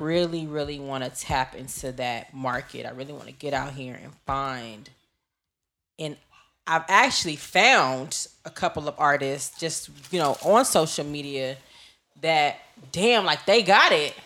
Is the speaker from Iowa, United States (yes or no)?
no; Los Angeles, California, United States; I'm from the West. I'm from L